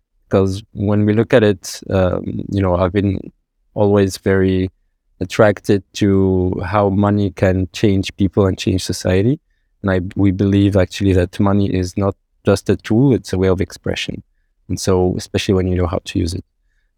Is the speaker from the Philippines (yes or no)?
no; Morocco; English is a second language; moved away as an adult; also born or lived in Qatar / Oman; I was born in Qatar, then we went to Oman, then Morocco. Then again, you know, after high school, I went to France.